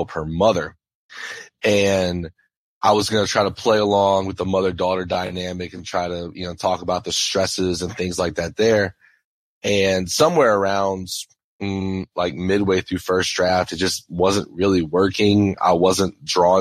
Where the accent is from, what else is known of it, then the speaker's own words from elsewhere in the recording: St. James Parish, Louisiana, United States; I grew up in St. James Parish, which is actually one parish above Terrebonne.